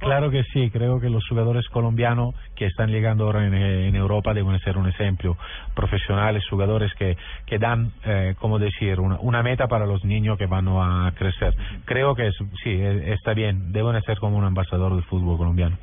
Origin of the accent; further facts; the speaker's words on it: Southern Italy, Italy; Spanish is a second language; Yo, soy del sur de Italia, por ejemplo, ¿no? Y, vivo al lado del mar